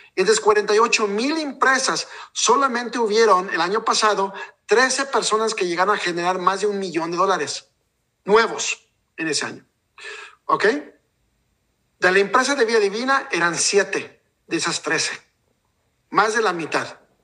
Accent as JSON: {"language": "Spanish", "country": "Mexico", "said": "yo soy de México y, realmente nuestra gente mexicana"}